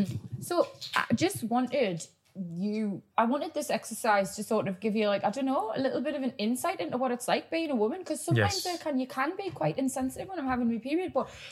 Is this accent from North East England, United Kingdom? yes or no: yes; Newcastle upon Tyne, North East England, United Kingdom; accent: Geordie